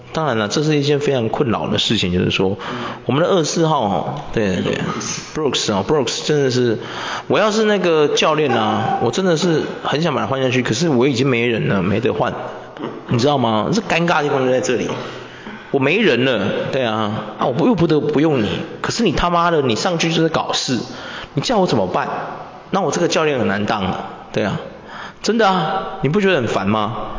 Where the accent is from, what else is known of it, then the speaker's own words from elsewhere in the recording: Taiwan; 我发现我们台湾人都不喜欢这种